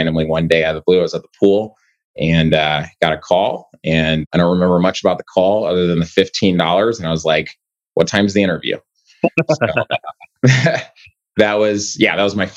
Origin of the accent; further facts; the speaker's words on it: Kansas City, Missouri, United States; I'm from Kansas City, Missouri, so I grew up in the inner city of Kansas City.